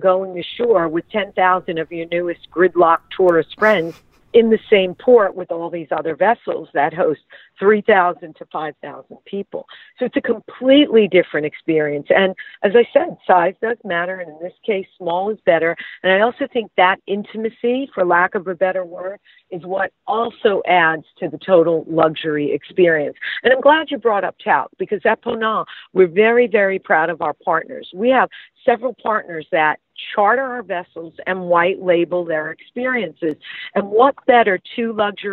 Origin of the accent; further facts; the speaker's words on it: United States; I am an American that is not fluent in French